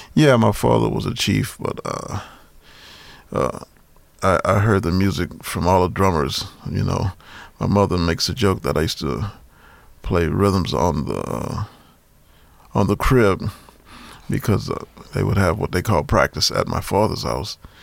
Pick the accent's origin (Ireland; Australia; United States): United States; New Orleans, Louisiana; I grew up in New Orleans and we used to dance at my house all the time